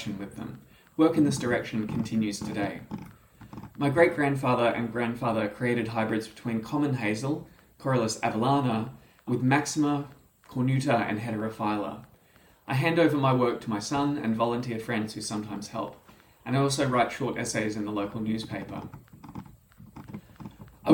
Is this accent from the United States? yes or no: no; Australia; As an Australian